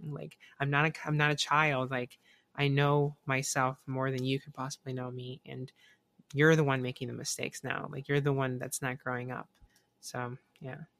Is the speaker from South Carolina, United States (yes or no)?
yes; South Carolina, United States; now in Florida, United States; I, I grew up in South Carolina